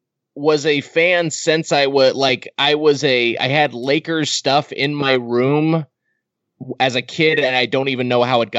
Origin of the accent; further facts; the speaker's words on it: Southern California, United States; I grew up in Southern California.